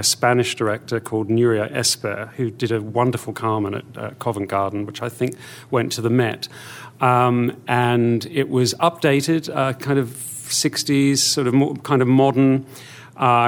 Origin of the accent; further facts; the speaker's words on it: Australia; I grew up in Australia. That's where I'm from, where I was born and educated